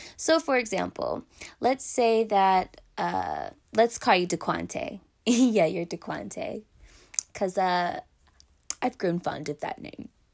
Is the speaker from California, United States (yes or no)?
yes; Pasadena, California, United States; I am from Pasadena, California, representing the six two six